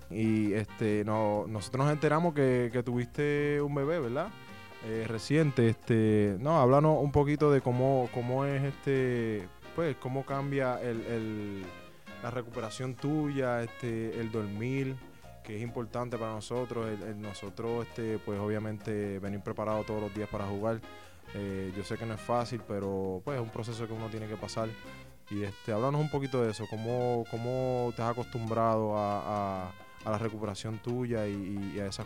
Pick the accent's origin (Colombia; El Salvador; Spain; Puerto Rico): Puerto Rico; San Juan; moved away as an adult; now in Detroit, United States; yo soy de Puerto Rico, eh, nací y crecí en San Juan, Puerto Rico